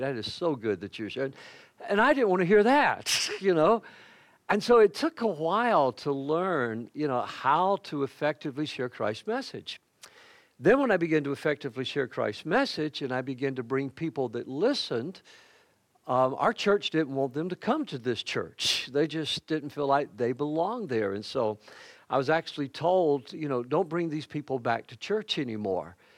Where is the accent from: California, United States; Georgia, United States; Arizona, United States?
Georgia, United States; Macon; I grew up in the Bible Belt, on the buckle of the Bible Belt